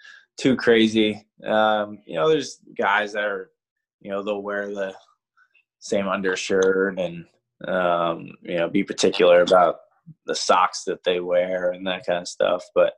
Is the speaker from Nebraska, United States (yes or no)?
no; New York, United States; I'm from New York, so growing up and watching Wayne Corbett, obviously Jerry Rice, all those guys